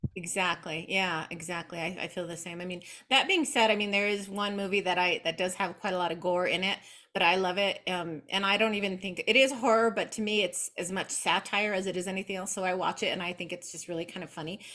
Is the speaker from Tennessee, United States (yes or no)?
no; New Mexico, United States; I was born here in New Mexico in the southwest of the United States. I still live here in Albuquerque. I was raised primarily by my maternal grandmother